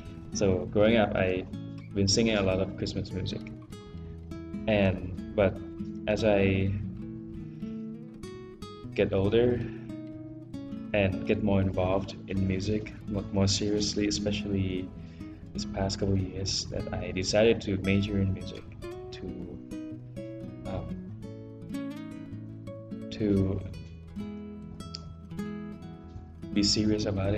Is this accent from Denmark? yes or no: no; Bangkok, Thailand; moved away; I'm from Thailand, from Bangkok